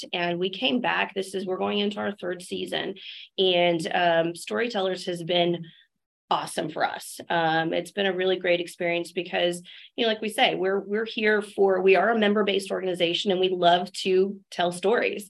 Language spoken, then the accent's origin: English; Texas Hill Country, United States; I was raised in the Texas Hill Country